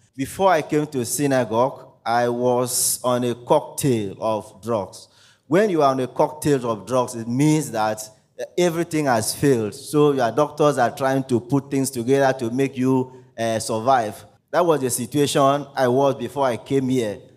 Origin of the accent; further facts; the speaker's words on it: Akwa Ibom, Nigeria; I am from Akwa Ibom State